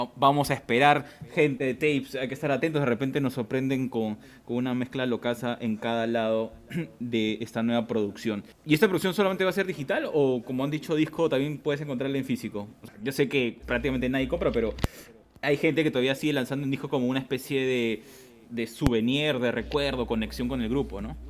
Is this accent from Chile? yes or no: no; Lima, Peru; nosotros hemos crecido en Tawa, así que también somos con norteños